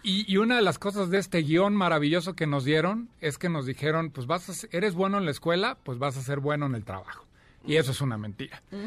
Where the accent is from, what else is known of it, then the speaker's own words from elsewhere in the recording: Celaya, Guanajuato, Mexico; moved away as an adult; now in Mexico City, Mexico; nací en Celaya, Guanajuato, llevo ya veintitantos años, 24 años viviendo aquí en la Ciudad de México.